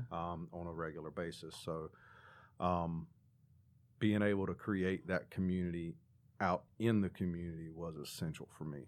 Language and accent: English; Claremont, North Carolina, United States; also born or lived in Hickory, North Carolina; Claremont is the little bitty town in Catawba County that I, I grew up